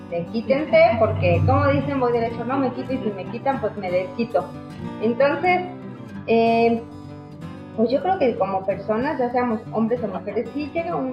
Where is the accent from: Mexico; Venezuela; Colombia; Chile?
Mexico; Así es, es una de estas creencias que como sociedad mexicana, como mujeres mexicanas, inculcamos mucho en los niños